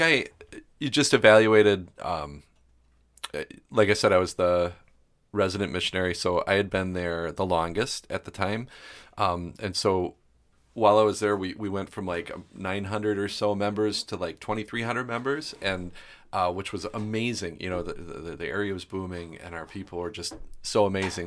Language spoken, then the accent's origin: English; Milwaukee, Wisconsin, United States; moved away as an adult; also born or lived in West Allis, Wisconsin / Greenville, Wisconsin; now in New Ulm, United States; growing up in Milwaukee